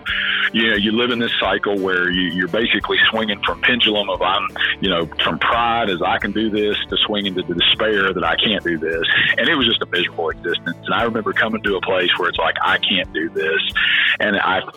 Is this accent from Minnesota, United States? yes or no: no; West Virginia, United States; I'm originally from West Virginia. A very, very, very small town. There were more cows than people where I lived